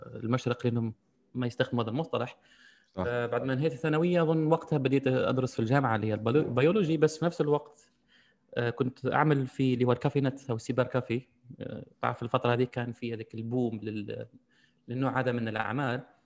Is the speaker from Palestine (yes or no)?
no; Algeria; عندنا في الجزائر